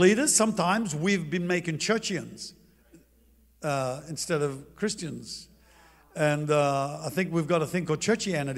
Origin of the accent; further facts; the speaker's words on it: Australia; moved away; I'm from Australia.